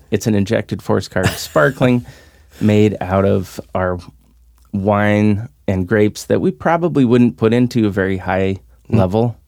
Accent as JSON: {"language": "English", "town": "Salem", "region": "Oregon", "country": "United States", "said": "I'm from Salem"}